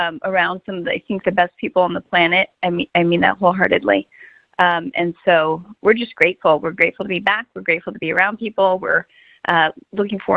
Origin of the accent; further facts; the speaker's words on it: Arizona, United States; moved away; I'm originally from Arizona